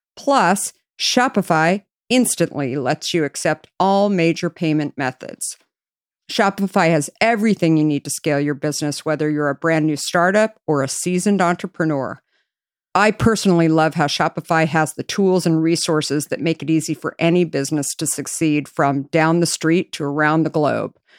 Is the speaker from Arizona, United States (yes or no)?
yes; Arizona, United States; I grew up in Arizona